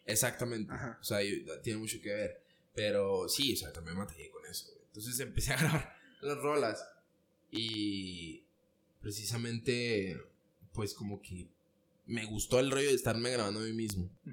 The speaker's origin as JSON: {"language": "Spanish", "town": "Ciudad Juárez", "region": "Chihuahua", "country": "Mexico", "tie": "born or raised there", "said": "nací en Ciudad Juárez"}